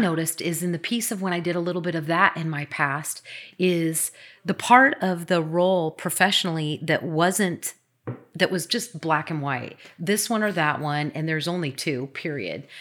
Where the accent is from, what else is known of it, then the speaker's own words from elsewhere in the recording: Midwest, United States; now in Bothell, United States; I am from the Midwest. I went to Iowa State